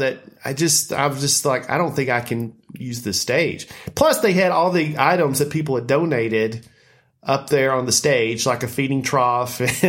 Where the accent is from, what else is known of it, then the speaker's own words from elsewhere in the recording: Lebanon, United States; my hometown of Lebanon